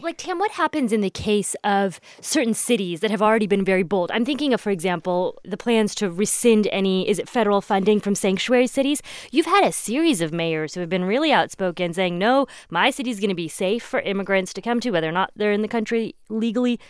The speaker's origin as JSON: {"language": "English", "region": "Midwest", "country": "United States", "tie": "born or raised there", "said": "I grew up in the Midwest."}